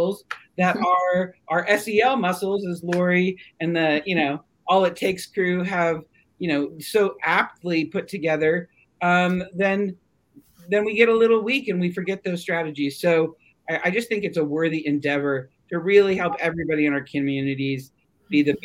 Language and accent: English; Siskiyou County, California, United States; I grew up in this community.